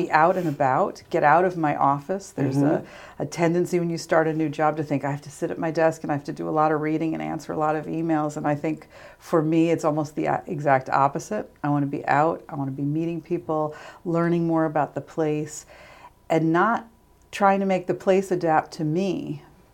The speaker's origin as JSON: {"language": "English", "region": "New York", "country": "United States", "tie": "born or raised there", "also_born_or_lived": "Radford, Virginia", "moved": "as an adult", "lives_now": "Salisbury, United States", "said": "I really consider myself a native New Yorker."}